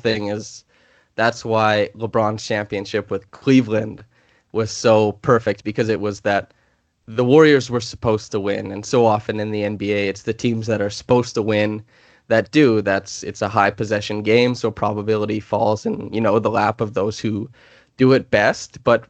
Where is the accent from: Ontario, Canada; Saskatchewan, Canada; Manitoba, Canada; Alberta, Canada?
Saskatchewan, Canada; moved away; I'm from Saskatchewan, so there's plenty of space